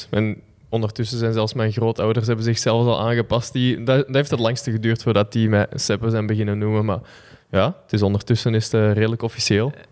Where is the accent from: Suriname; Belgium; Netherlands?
Belgium; Flanders; accent: Kempen; eigenlijk ook door mijn jeugd veel omgegaan met mensen van verschillende kanten van België en zo. Dus mijn accent zelfs van de Kempen is er ook uitgegaan doorheen de jaren.